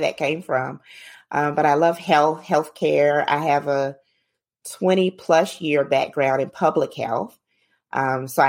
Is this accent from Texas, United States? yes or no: no; Atlanta, Georgia, United States; now in Jacksonville, United States; I grew up in Atlanta, have lived all over Atlanta in all different cities in Atlanta, mainly from College Park